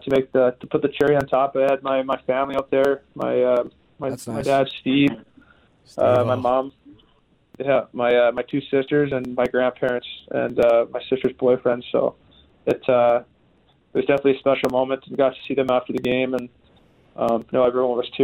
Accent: Western Canada, Canada; growing up in Western Canada

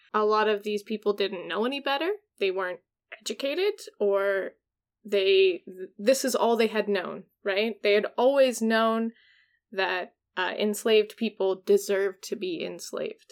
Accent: Washington, United States; I'm from Washington

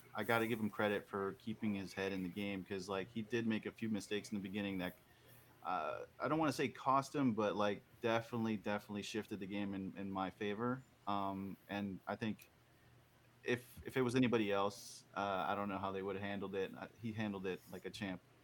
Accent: Orlando, Florida, United States; I'm from the Orlando area in Florida

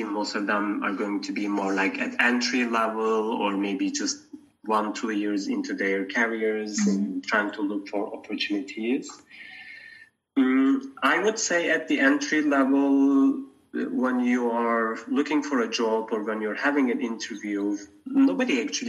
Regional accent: Turkey; moved away as an adult; also born or lived in London, United Kingdom; now in Geneva, Switzerland; I am from Turkey, and I studied my degrees, my first degrees in Turkey

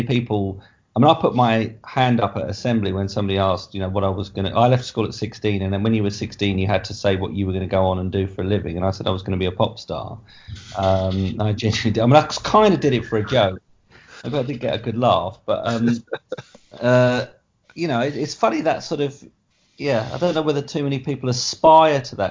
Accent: Essex, East of England, United Kingdom; I am from Essex

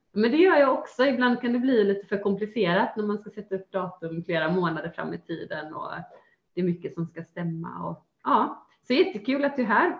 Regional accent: Gothenburg, Västra Götaland, Sweden; till just Göteborg, ja. till mina hemtrakter

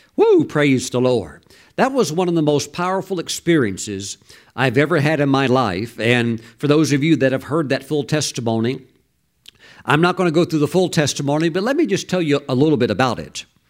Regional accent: Mississippi, United States; I grew up very poor in Mississippi

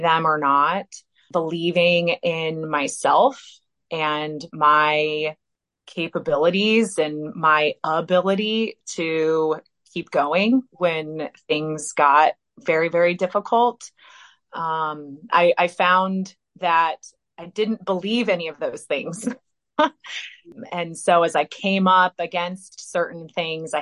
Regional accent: Indiana, United States; I'm from Indiana originally

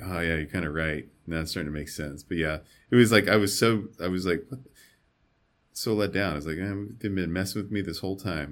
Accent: Arizona, United States; I'm from Arizona.

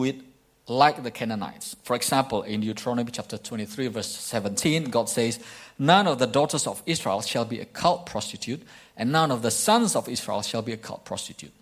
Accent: East Kalimantan, Indonesia; moved away; when I was young in my hometown in Indonesia, in Kalimantan, East Kalimantan

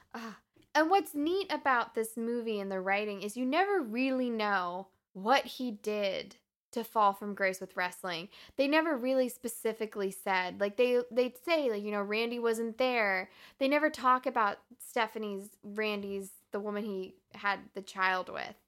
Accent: the North, United States; we grew up in the North.

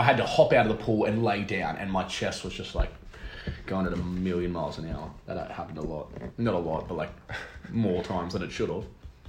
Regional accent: Australia; we're from Australia.

